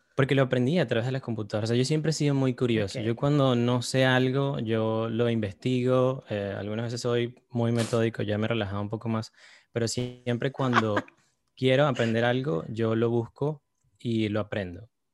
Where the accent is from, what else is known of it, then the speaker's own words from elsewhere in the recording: Caracas, Capital District, Venezuela; moved away as an adult; now in New York, United States; Yo crecí en Caracas.